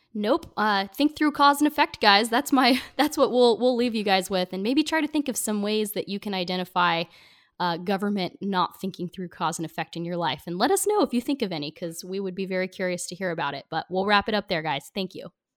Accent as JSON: {"language": "English", "country": "United States", "tie": "born or raised there", "said": "small town I grew up in outside of Portland"}